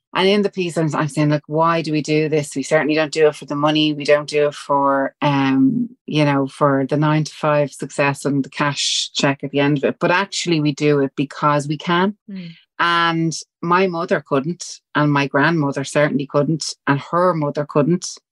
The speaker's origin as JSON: {"language": "English", "town": "Dublin", "region": "Leinster", "country": "Ireland", "accent": "Dublin", "said": "We're Irish. We're from Walkinstown."}